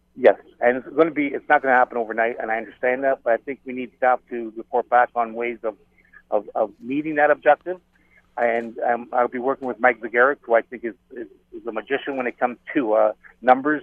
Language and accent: English; Hamilton, Ontario, Canada; having been born and raised in Hamilton